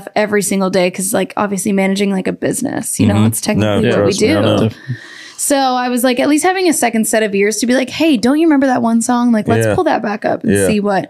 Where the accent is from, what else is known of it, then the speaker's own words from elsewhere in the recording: Canada; accent: Canadian; now in United States; I think some of my Canadian accent has gone away, but like if I say about like people are like, oh my God, you're from Canada. I'm like, yes.